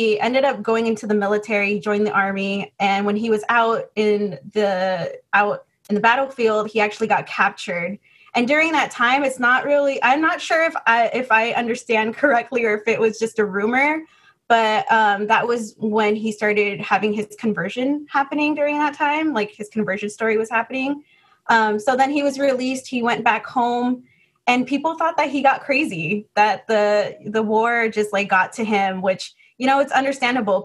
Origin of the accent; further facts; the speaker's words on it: Los Angeles, California, United States; moved away as an adult; also born or lived in Bay Area, California; I was actually born and raised in the Los Angeles area. And then I moved to the Bay Area for school.